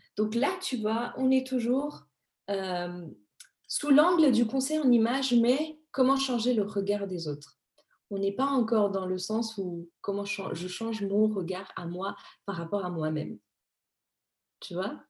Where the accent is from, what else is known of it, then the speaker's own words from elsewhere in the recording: Madagascar; je suis née à Madagascar